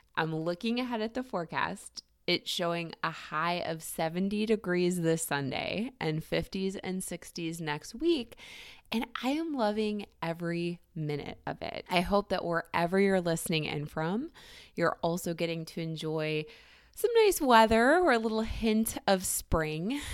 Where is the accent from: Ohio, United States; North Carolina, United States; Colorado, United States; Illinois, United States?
Ohio, United States; Cleveland; Cleveland, Ohio, my hometown